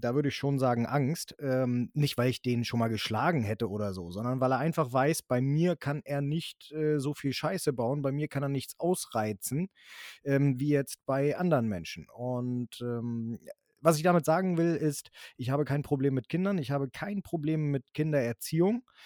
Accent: Germany; also born or lived in northern Germany; bei uns in Deutschland

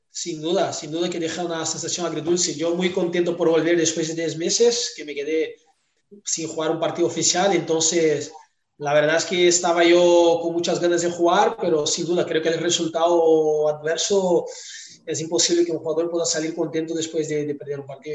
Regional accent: Brazil; Spanish is a second language; moved away as an adult; also born or lived in Tyumen, Russia; Yo salí de Brasil muy joven, con 19 años

